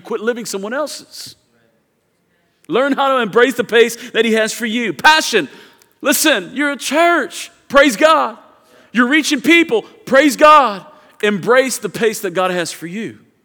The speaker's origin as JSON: {"language": "English", "town": "Houston", "region": "Texas", "country": "United States", "said": "I'm from Houston"}